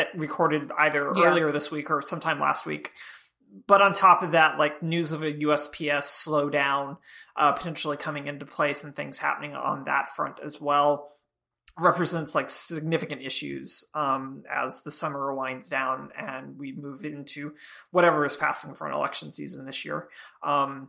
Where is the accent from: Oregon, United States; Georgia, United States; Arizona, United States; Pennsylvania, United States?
Georgia, United States; my home state of Georgia